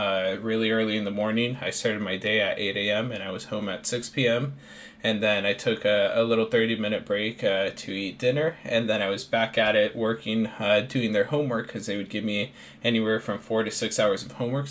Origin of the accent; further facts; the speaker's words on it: Seattle, Washington, United States; I'm born and raised in Seattle. I grew up here with a lower income family.